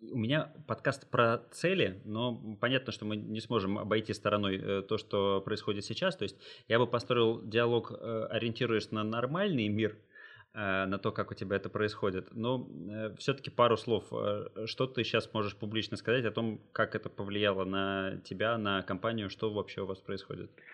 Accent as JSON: {"language": "Russian", "region": "Saint Petersburg", "country": "Russia", "tie": "born or raised there", "moved": "as an adult", "said": "Я как э, коренной петербуржец, э, но живущий уже несколько лет, э, большую часть э, года не в Питере"}